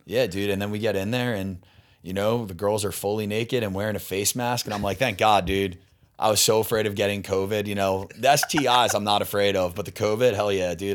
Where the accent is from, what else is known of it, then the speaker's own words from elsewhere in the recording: Delaware County, Pennsylvania, United States; moved away as an adult; now in Los Angeles, United States; I grew up in Delco, Delaware